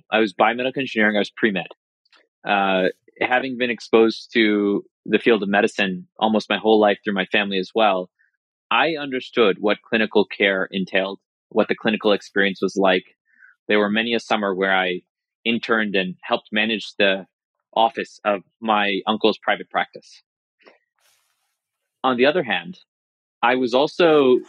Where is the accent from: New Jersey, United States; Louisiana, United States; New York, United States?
New York, United States; also born or lived in India; I was born in India and moved to this country when I was 2 years old, living in New York